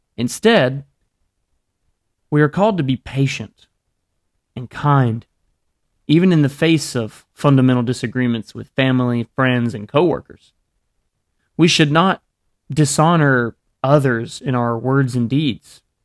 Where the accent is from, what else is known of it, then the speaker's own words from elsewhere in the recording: Alabama, United States; I grew up in Alabama